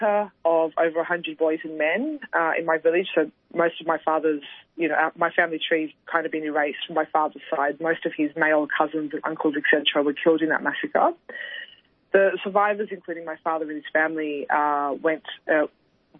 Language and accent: English; Australia; I grew up in Australia, so when I was growing up in Australian media